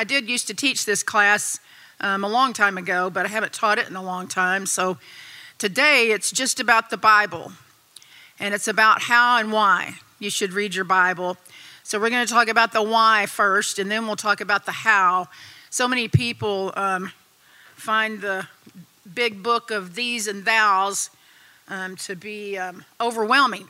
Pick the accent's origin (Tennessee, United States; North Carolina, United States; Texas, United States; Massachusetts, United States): Texas, United States; I was born and raised in Texas, so I'm a Texan. I've lived here all my life